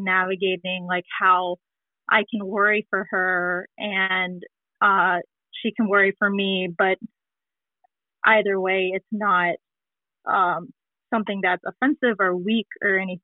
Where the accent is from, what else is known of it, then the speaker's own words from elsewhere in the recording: North Carolina, United States; now in Washington, D.C., United States; I'm from Washington, D.C. Grew up in North Carolina